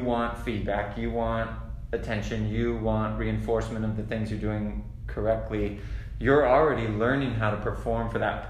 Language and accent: English; Hawaii, United States; moved away; I grew up in Hawaii